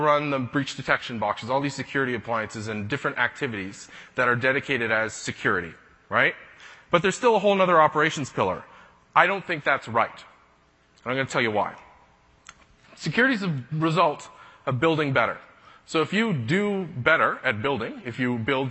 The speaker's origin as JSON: {"language": "English", "country": "Canada", "said": "I'm a Canadian"}